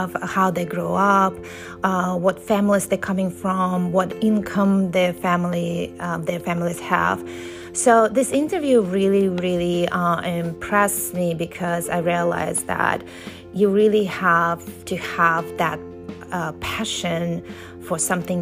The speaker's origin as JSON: {"language": "English", "country": "United States", "tie": "born or raised there", "also_born_or_lived": "Russia", "said": "growing up in Russia and then America, mostly America"}